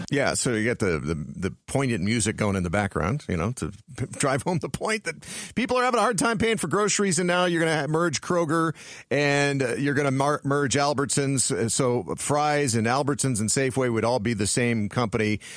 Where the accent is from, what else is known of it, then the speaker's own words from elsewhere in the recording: Page, Arizona, United States; my hometown of Page